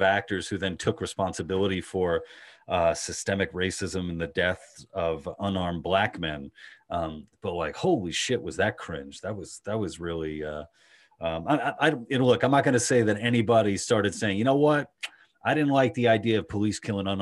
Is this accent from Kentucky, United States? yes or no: no; New York City, New York, United States; accent: Queens Long Island hybrid; also born or lived in Long Island, New York; I'm from Queens originally, and then I went to high school in Long Island